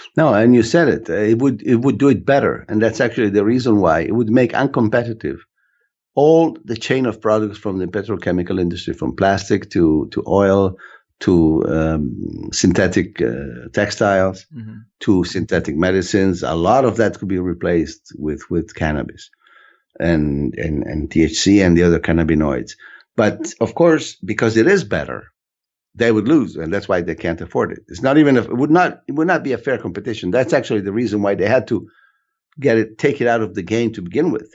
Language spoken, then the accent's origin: English; Italy; also born or lived in United States; When it's convenient, I'm Italian.